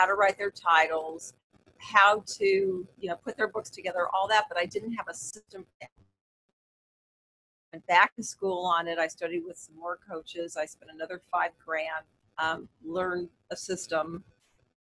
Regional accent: Los Angeles, California, United States; also born or lived in San Diego; I'm from Los Angeles

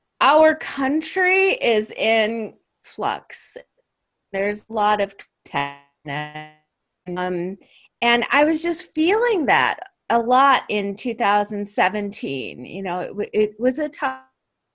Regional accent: Chicago, Illinois, United States; moved away as an adult; also born or lived in Los Angeles; I originally grew up in Chicago, university there

